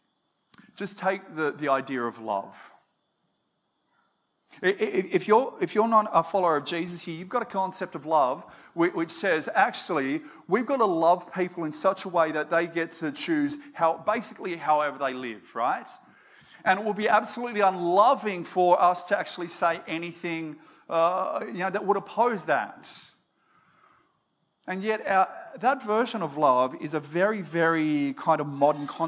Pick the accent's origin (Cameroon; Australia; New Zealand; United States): Australia; I'm half Danish, I'm half Aussie